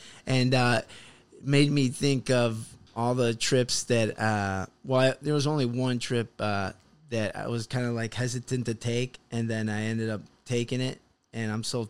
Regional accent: Chicago, Illinois, United States; now in Los Angeles, United States

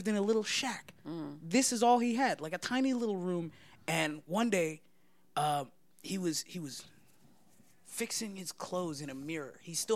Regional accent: California, United States; also born or lived in Somalia; I was an American 17-year-old. Like, I grew up in California, you know, by the beach.

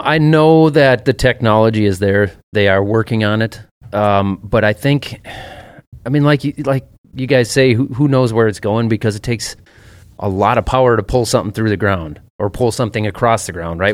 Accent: Minnesota, United States; I'm from Minnesota

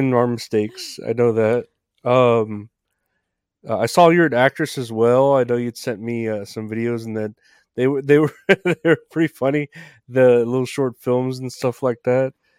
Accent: Texas, United States; also born or lived in San Antonio; I'm from Texas too, I'm here in San Antonio.

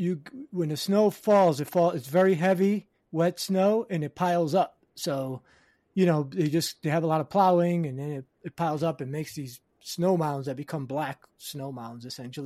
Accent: New England, United States; We got a special guest here from my home, well, not my hometown, but my home area. We actually share a few things in common here. We have Mr. John Bombaci from Lowell, Massachusetts, fellow New Englander.

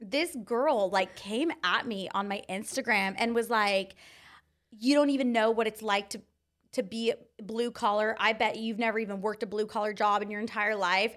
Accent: Anza, California, United States; I grew up in Anza, California

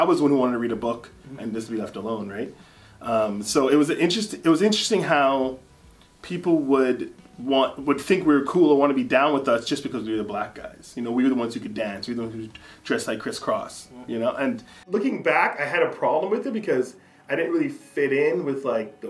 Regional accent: Delta, British Columbia, Canada; we have a Trini background, but yeah, I'm from North Delta, I'm Canadian

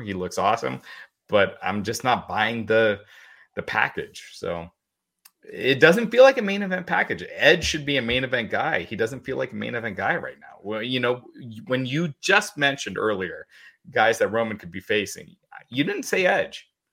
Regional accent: Kentucky, United States; when I was growing up as a Indian person, uh, in, in America, I was born in Kentucky

